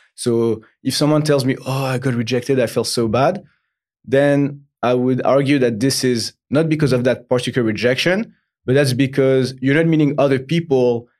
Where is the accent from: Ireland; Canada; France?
France; Paris, Île-de-France; English is a second language; I'm from, uh, originally Paris, France.